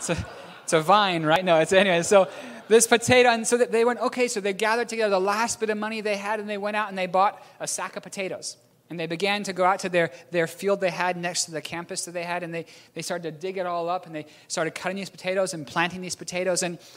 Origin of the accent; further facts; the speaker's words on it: New Zealand; accent: strange; also born or lived in Philippines; I'm a New Zealander born in the Philippines. I have a strange accent.